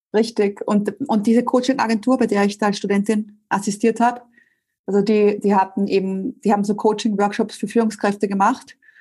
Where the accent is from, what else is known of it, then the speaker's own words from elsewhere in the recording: Vienna, Austria; also born or lived in Spain; Ich komme ursprünglich aus Wien